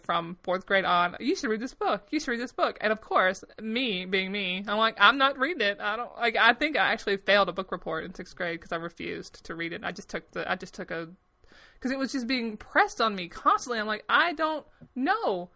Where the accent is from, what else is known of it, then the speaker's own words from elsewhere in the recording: the South, United States; I am an American. I was born in the South. I grew up in the South.